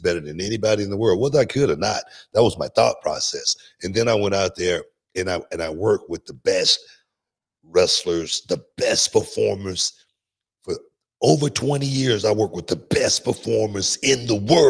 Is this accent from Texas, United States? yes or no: yes; Houston, Texas, United States; I was from Houston, Texas